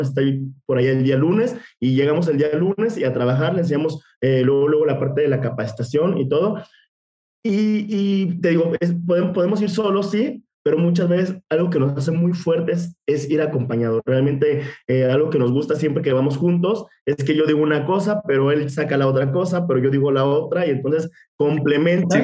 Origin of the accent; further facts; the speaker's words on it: Mexico City, Mexico; moved away as an adult; now in San Luis Potosí, Mexico; nosotros somos de Ciudad de México obviamente ahí crecimos muchísimo